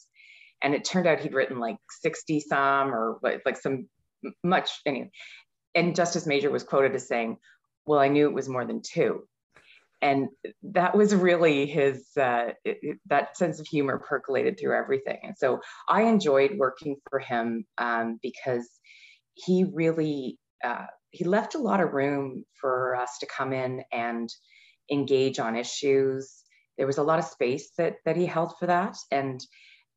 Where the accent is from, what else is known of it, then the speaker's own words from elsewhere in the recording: Mississauga, Ontario, Canada; I grew up in Mississauga